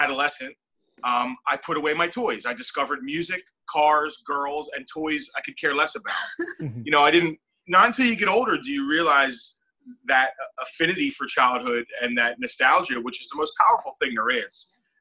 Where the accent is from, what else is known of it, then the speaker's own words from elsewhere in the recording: Brigantine, New Jersey, United States; I grew up in Brigantine on the beach. And it's a little short town, you know, it's on an island.